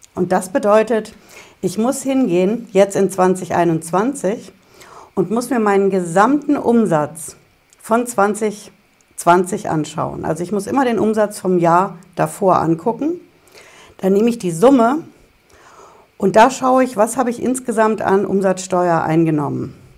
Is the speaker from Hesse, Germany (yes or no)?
yes; Hesse, Germany; Bei uns in Hessen